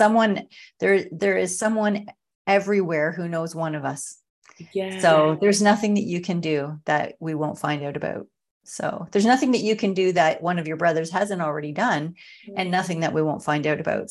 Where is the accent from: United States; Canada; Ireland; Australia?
Canada; small town near Sarnia, Ontario; now in Sarnia, Canada; I'm from actually a small town. Like I was raised on a farm.